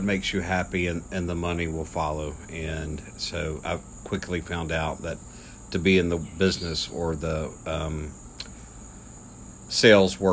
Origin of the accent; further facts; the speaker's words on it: Springville, Alabama, United States; also born or lived in Birmingham, Alabama / Virginia; now in Trussville, United States; I grew up in Springville